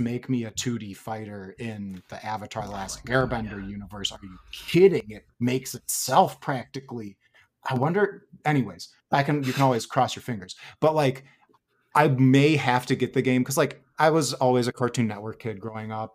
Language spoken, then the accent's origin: English; Wisconsin, United States; accent: Wisconsin; My Wisconsin accent came out there